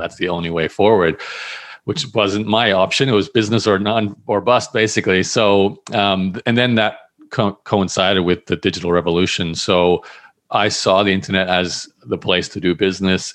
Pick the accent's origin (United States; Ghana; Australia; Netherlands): Australia; I grew up in Australia